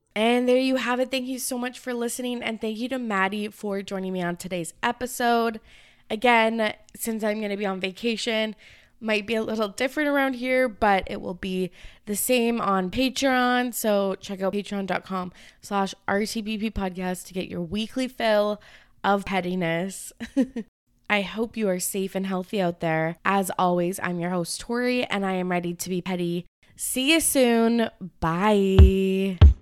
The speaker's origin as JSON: {"language": "English", "country": "Canada", "said": "I am from Canada"}